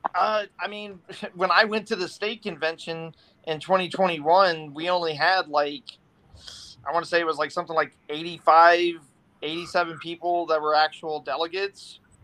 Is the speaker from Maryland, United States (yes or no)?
yes; Silver Spring, Maryland, United States; moved away; I'm originally from Silver Spring